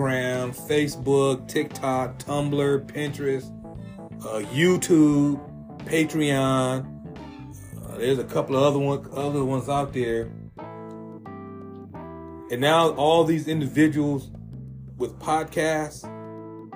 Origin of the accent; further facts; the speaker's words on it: San Diego, California, United States; All the brothers I grew up with in Southeast San Diego